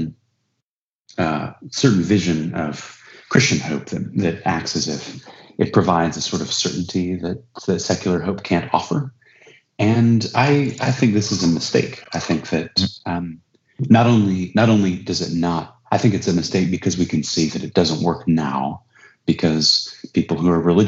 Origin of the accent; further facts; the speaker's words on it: United States; as an American